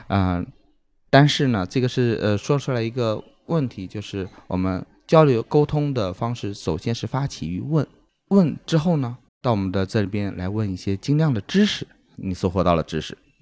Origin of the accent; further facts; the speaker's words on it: Dandong, Liaoning, China; moved away; 我是丹东的嘛。辽宁。丹东有，对，辽宁丹东的